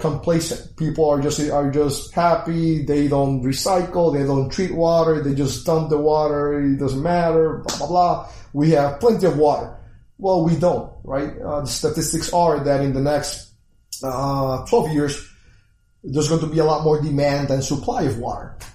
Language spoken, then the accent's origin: English; Puerto Rico; moved away; I was born in Puerto Rico, left about 20, 21 years ago